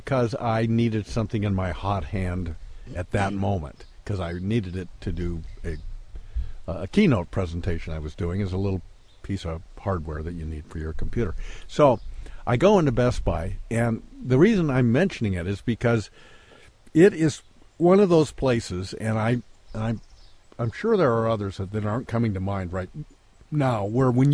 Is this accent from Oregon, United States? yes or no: yes; Bend, Oregon, United States; I'm from Bend, Oregon, and I am in the Bend High School Hall of Fame